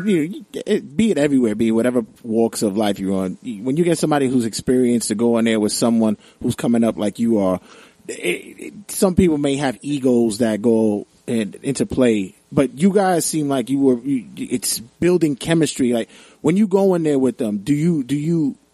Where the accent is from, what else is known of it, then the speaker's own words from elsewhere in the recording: New York City, New York, United States; I'm from Brooklyn